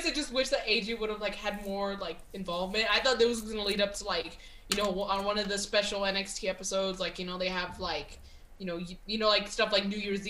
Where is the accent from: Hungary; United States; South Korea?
United States; being an American